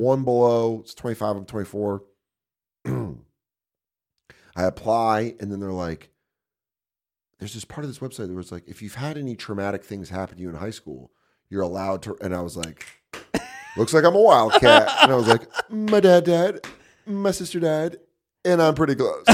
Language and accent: English; Aurora, Colorado, United States; moved away as an adult; also born or lived in Tucson, Arizona / New York; I grew up in Aurora, Colorado